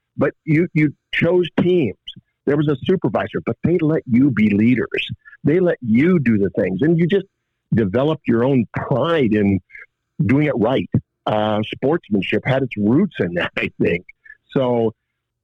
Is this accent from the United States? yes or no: yes; Upper Sandusky, Ohio, United States; also born or lived in Findlay, Ohio; grown up in Northwest Ohio, in Upper Sandusky